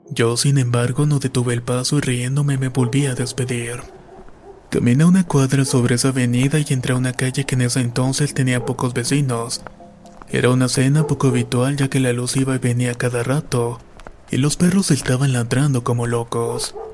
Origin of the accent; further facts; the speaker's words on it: Manizales, Caldas, Colombia; Soy de Manizales, Colombia y estas son tres experiencias que he vivido a lo largo de mi vida.